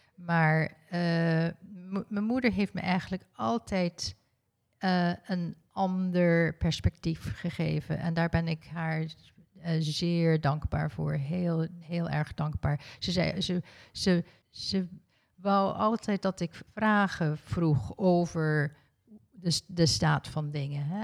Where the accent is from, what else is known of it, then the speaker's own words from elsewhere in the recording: South Africa; Ik ben in Zuid-Afrika geboren